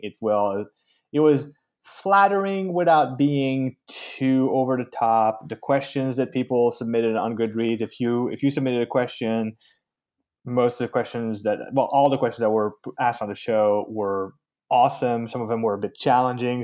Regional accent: Canada; I'm, I'm French Canadian

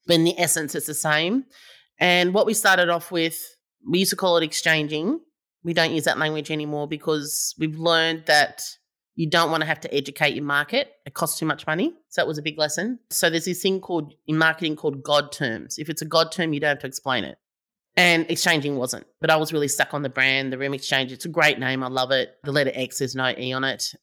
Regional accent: Melbourne, Victoria, Australia; I'm from Melbourne

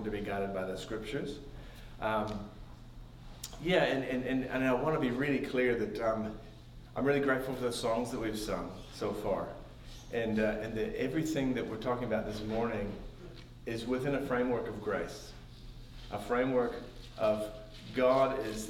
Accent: Bolivar, Missouri, United States; moved away as an adult; also born or lived in Springfield, Missouri; now in New Zealand; I was born in Springfield, but I was raised in Bolivar

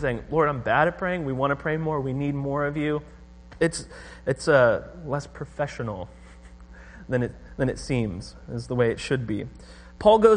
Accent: Orange County, California, United States; moved away; I'm from Orange County

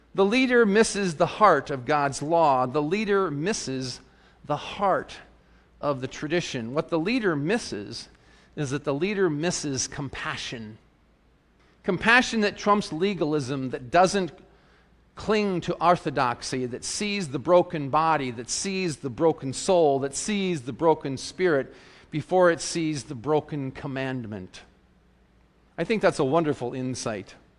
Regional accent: South Dakota, United States; I grew up in South Dakota, you know, the great open plains

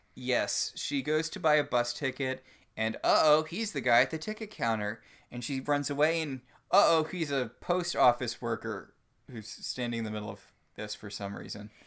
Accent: Connecticut, United States; now in Portland, United States; I grew up in Connecticut.

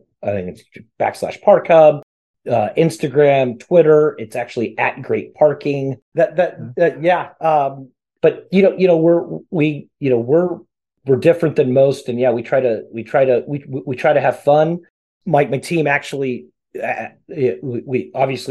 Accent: Fort Worth, Texas, United States; here in my hometown

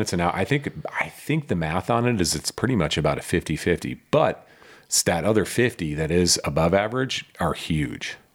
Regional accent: Midwest, United States; now in Lake Tahoe, United States; growing up in the Midwest

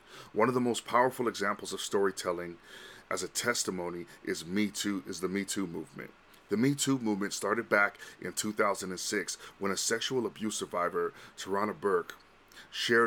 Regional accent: Vancouver, British Columbia, Canada; also born or lived in Honolulu / Los Angeles; I was born and raised in Vancouver

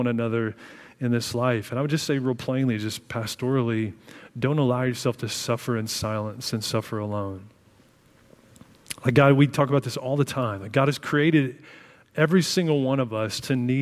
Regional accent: Illinois, United States; I grew up in Illinois

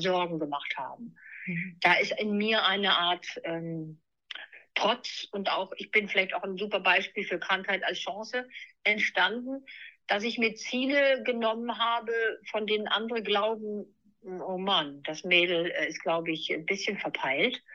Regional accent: Neuwied, Rhineland-Palatinate, Germany; now in Hanover, Germany; ich bin im Rheinland in Neuwied aufgewachsen

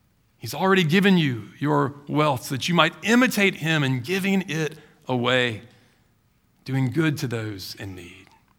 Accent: Baton Rouge, Louisiana, United States; You know, I grew up in Baton Rouge. You know, Mardi Gras is a big holiday down there, right?

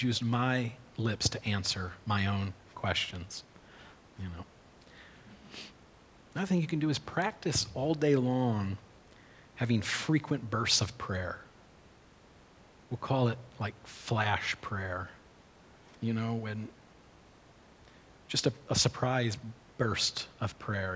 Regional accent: United States; We grew up on Big Lake

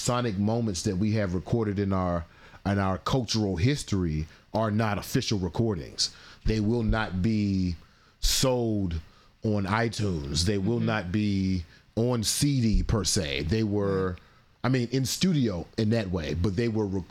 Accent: Philadelphia, Pennsylvania, United States; I'm from Philly.

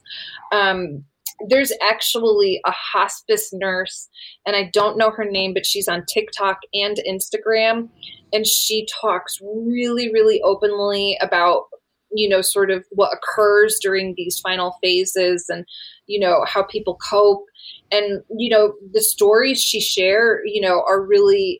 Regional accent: Connecticut, United States; now in Savannah, United States; I grew up in Connecticut

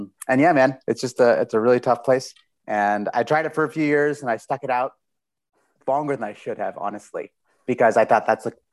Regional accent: Seattle, Washington, United States; moved away as an adult; also born or lived in Tarrytown, New York / Houston / Taiwan; now in Berlin, Germany; Then we moved to Seattle when I was 7. Basically I am a Seattleite.

